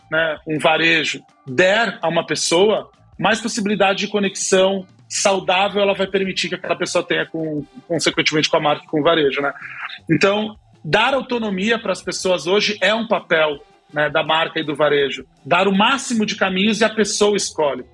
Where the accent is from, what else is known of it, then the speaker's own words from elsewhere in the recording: Brazil; a gente é latino, a gente é brasileiro